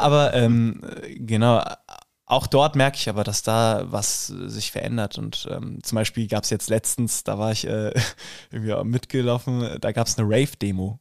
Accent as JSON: {"language": "German", "town": "Rüsselsheim", "region": "Hesse", "country": "Germany", "tie": "born or raised there", "accent": "Hessian", "moved": "as an adult", "lives_now": "Munich, Germany", "said": "mit meinem hessischen Dialekt habe ich auf jeden Fall zu kämpfen"}